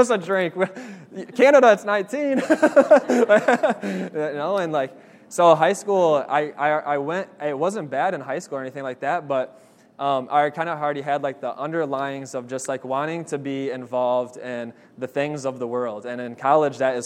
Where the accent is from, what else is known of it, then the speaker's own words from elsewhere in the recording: Lansing, Michigan, United States; I grew up in Lansing, Michigan that whole time